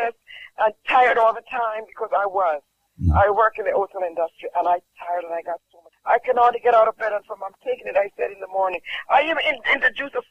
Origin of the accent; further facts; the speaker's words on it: Jamaica; I'm from Jamaica.